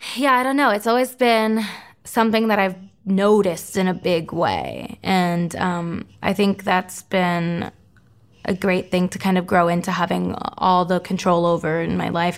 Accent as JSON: {"language": "English", "region": "Florida", "country": "United States", "tie": "born or raised there", "said": "my hometown, Florida's hockey team"}